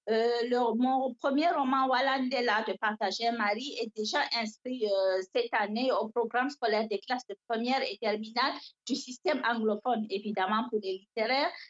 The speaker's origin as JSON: {"language": "French", "country": "Cameroon", "second_language": "French"}